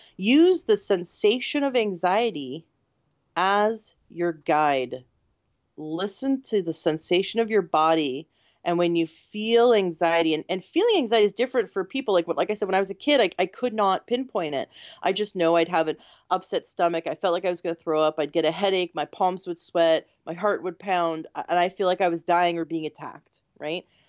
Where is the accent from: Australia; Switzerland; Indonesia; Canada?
Canada; now in United States; I'm from Canada originally, but I live in the States.